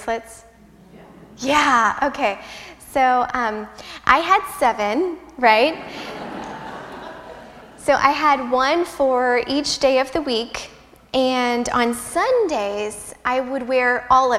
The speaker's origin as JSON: {"language": "English", "region": "Midwest", "country": "United States", "said": "I'm a Midwesterner"}